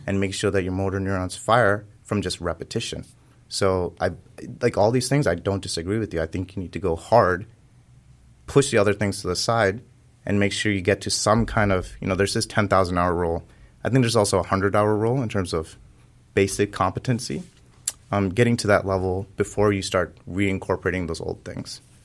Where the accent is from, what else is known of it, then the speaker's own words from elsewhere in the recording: California, United States; I was growing up in California